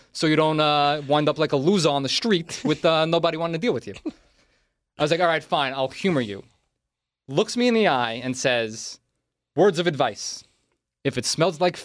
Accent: New York City, New York, United States; now in Los Angeles, United States; I'm from Staten Island.

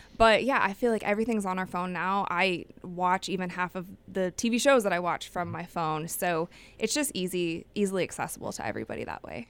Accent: Cleveland, Ohio, United States; moved away; I will be going to Cleveland. That's my hometown.

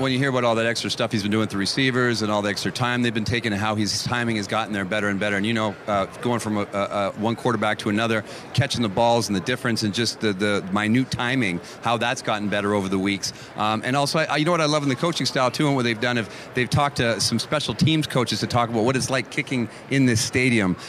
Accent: Canada; raised me in Canada

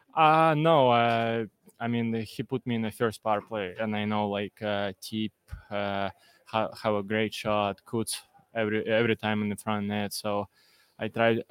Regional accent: Russia; now in Philadelphia, United States; I'm from Russia

